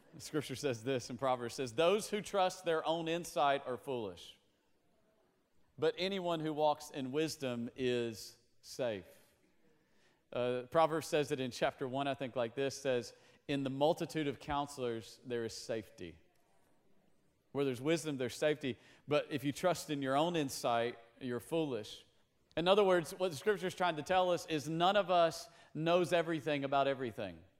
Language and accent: English; Tennessee, United States; we grew up in Tennessee